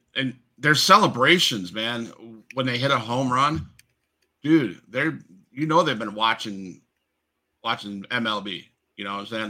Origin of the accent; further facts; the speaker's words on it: Florida, United States; I'm from Florida